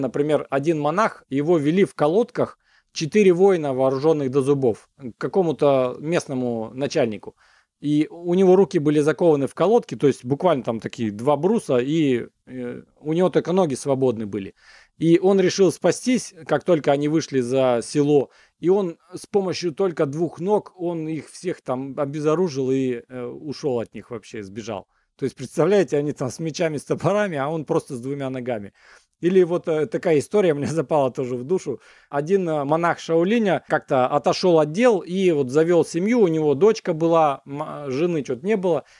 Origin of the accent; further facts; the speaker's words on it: Siberia, Russia; also born or lived in United States; now in Omsk, Russia; когда я из Америки вернулся в э, Сибирь